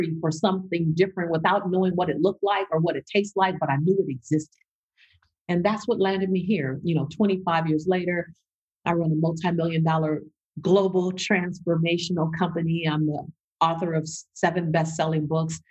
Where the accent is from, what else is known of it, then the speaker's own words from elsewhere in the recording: Los Angeles, California, United States; growing up in South Central Los Angeles, my highest grade was a C+ in school